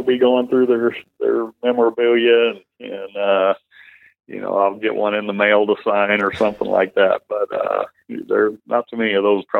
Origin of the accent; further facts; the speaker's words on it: Texas, United States; moved away as an adult; I grew up in Texas, a Cowboys fan